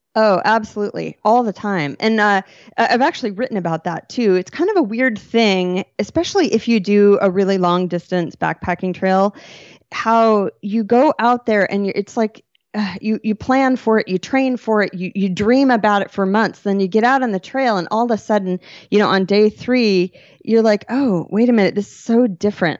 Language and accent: English; Western Washington, United States; also born or lived in Bellingham, Washington / San Juan Islands, Washington / Marysville, Washington / Seattle, Washington; I grew up in Western Washington